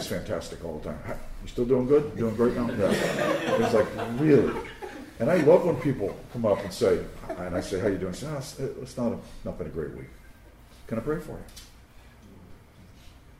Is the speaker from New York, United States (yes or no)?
yes; Long Island, New York, United States; I grew up in the Italian section of Long Island